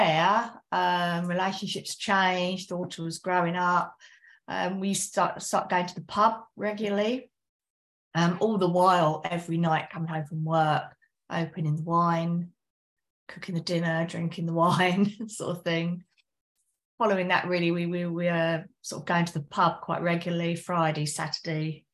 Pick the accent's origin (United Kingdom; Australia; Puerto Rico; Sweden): United Kingdom; West Sussex, South East England; now in Essex, United Kingdom; Originally I'm from West Sussex in the UK, but now I'm in Essex in the UK.